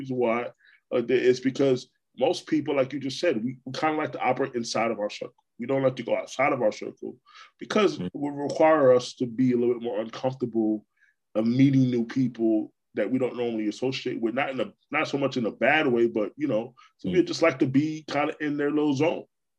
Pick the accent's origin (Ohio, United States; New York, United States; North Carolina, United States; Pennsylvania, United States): New York, United States; Brooklyn; born there; now in Florida, United States; You know, I mean, I'm a native New Yorker, but I consider myself to be a Florida guy. I've been here over half my life. So, you know, I was born in Brooklyn.